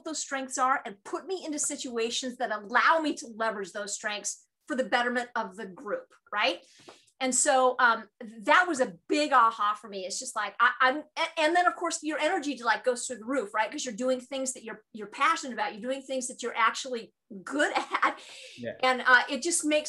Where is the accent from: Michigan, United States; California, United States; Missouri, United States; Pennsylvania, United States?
California, United States; I'm from California